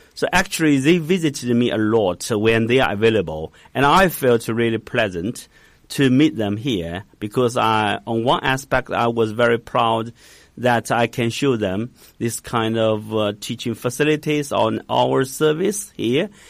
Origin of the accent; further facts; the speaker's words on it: Hangzhou, Zhejiang, China; English is a second language; I was born in Hangzhou